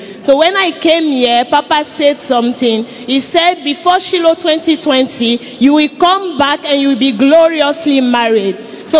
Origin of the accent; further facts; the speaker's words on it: Cotonou, Littoral, Benin; I am from Cotonou, Benin.